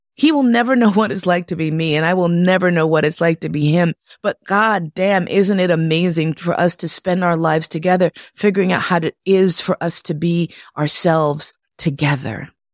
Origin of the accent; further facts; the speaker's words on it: New York City, New York, United States; moved away; also born or lived in Berlin, Germany; I grew up in Manhattan.